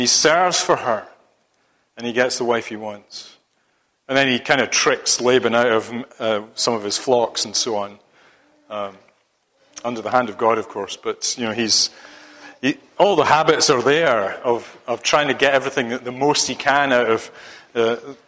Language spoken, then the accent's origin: English; Scotland, United Kingdom; moved away; being a Scotsman